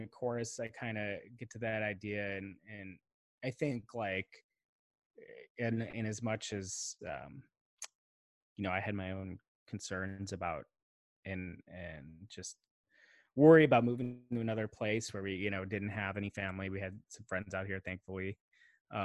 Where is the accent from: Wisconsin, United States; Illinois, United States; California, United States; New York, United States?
Illinois, United States; Chicago; moved away as an adult; having grown up in Chicago, and you know, very much identifying with that city as home